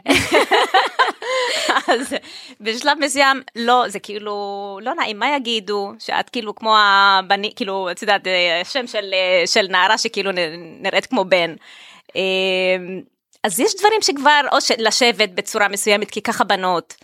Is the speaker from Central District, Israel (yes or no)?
no; Tel Aviv-Yafo, Tel Aviv District, Israel; אני ילידת יפו, תושבת העיר באמת